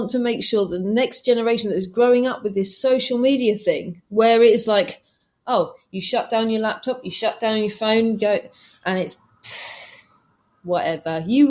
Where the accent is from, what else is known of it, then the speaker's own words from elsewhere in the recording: England, United Kingdom; I mean, I'm from England. Guys are from America.